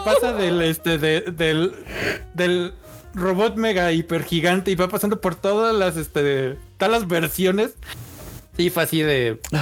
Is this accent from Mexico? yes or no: yes; Mexico; a los mexicanos nos encanta así de wey